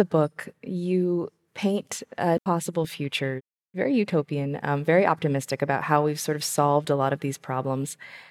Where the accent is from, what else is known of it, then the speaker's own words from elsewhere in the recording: Tucson, Arizona, United States; I'm from Tucson, Arizona